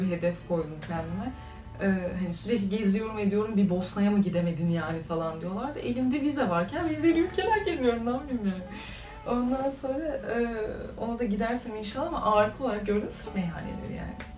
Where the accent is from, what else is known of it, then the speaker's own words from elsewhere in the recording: Turkey; also born or lived in Macedonia; Türk'üm dediğim zaman Aa, nasıl böyle konuşuyorsunuz falan geliyor konu.